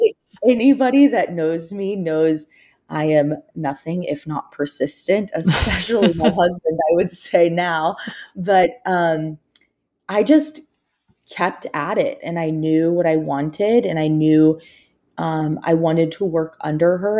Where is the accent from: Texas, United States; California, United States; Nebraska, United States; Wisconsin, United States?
Texas, United States; Houston; also born or lived in Alabama; I'm actually from Houston, Texas